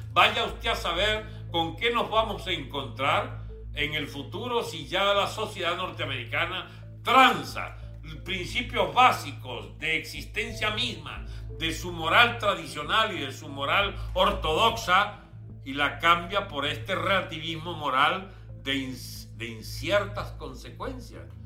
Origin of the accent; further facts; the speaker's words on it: Venezuela; Nosotros somos venezolanos y repúblicos